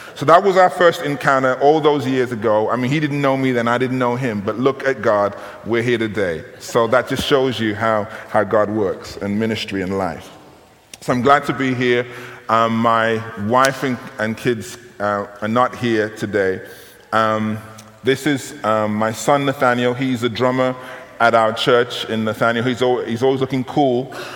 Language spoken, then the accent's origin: English; United Kingdom; I'm from Great Britain.